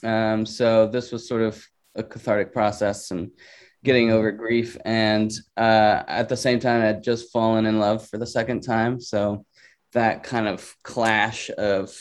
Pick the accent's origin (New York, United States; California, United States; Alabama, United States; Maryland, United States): Alabama, United States; now in Los Angeles, United States; I'm from Alabama, so it's a lot different from Los Angeles